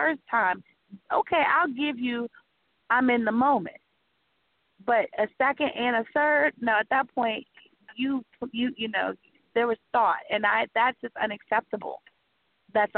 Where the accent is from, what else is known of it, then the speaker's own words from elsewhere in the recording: the South, United States; I am from the South, and I do have family from New Orleans.